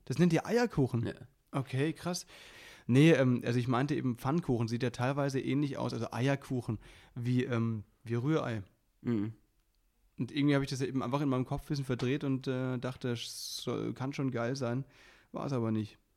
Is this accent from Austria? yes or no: no; Baden-Württemberg, Germany; now in Berlin, Germany; bei uns im, im Badischen, da wo ich herkomme